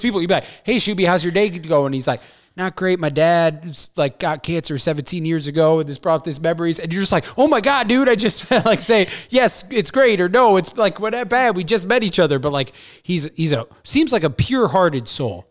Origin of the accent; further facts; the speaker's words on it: St. Louis, Missouri, United States; I'm from Saint Louis